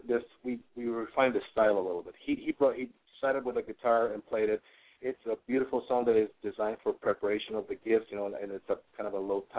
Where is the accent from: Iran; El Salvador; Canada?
El Salvador; I am from El Salvador in Central America.